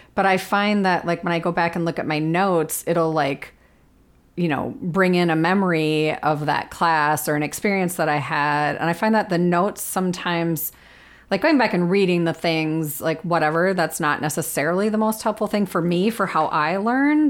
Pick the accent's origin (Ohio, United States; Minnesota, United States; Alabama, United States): Minnesota, United States; I am a Minnesotan who loves winter